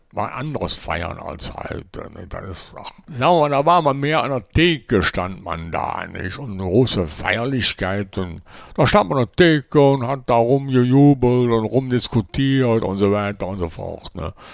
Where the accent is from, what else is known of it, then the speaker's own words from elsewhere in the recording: Mönchengladbach, North Rhine-Westphalia, Germany; ich bin auch hier in Lob, in meiner, also wie gesagt, in meiner Heimat hier, war ich auch in allen Kneipen bekannt